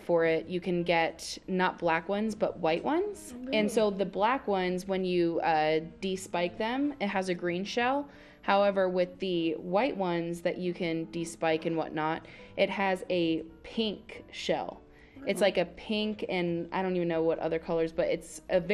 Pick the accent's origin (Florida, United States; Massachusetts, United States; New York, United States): New York, United States; Long Beach; moved away; I'm from Long Beach, New York.